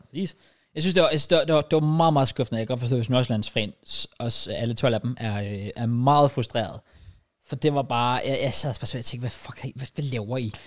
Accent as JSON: {"language": "Danish", "country": "Denmark", "said": "jeg er dansker"}